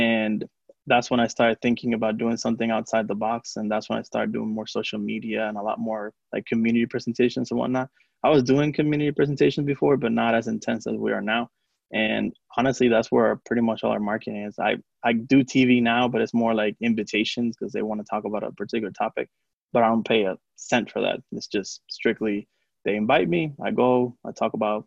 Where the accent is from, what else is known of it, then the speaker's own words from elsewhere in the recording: Puerto Rico; first language Spanish; English is a second language; now in Atlanta, United States; So I'm from Puerto Rico. So Spanish is my, you know, native language.